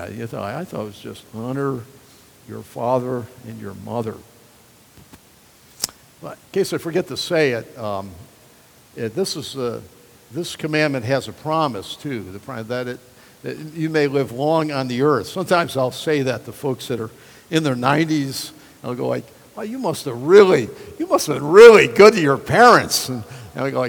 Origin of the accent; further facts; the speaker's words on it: United States; I love being an American